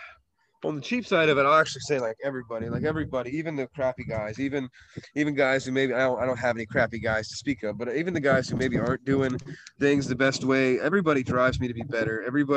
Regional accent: Indiana, United States; now in Florida, United States; You know, I'm from Indiana. Like, and I'm a Floridian now. I've lived here most of my life. I'm from Indiana, right.

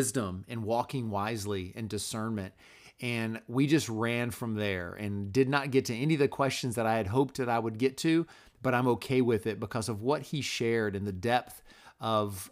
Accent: North Florida, United States; I grew up in North Florida

